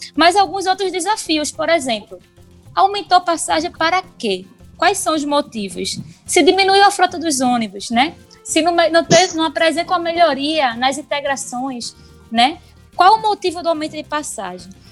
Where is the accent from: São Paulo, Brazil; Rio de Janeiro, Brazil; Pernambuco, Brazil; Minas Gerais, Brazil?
Pernambuco, Brazil; Paulista; eu sou de Paulista